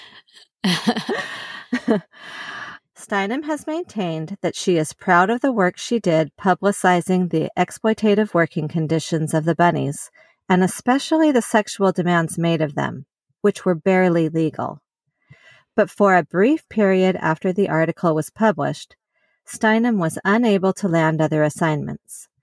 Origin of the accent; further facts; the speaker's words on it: Salt Lake City, Utah, United States; also born or lived in California; I was born in California, but was mostly, uh, raised in Salt Lake City. We moved there when I was pretty young